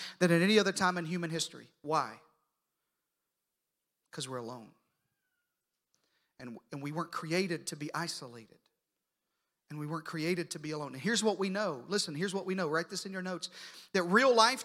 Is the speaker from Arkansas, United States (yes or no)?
yes; Arkansas, United States; I'm from Arkansas